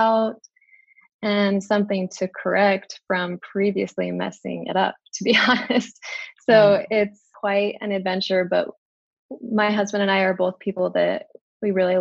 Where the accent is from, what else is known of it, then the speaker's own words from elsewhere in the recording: Utah, United States; moved away as an adult; now in China; We are from Utah, but we are currently raising our family in China